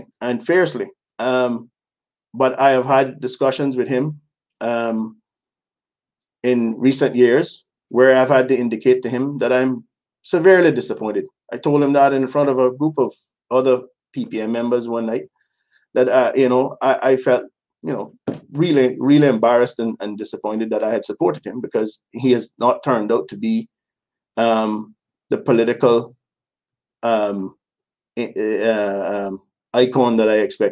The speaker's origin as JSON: {"language": "English", "region": "West Bay", "country": "Cayman Islands", "tie": "born or raised there", "said": "I was born in West Bay, but I've lived just in about every corner of the island"}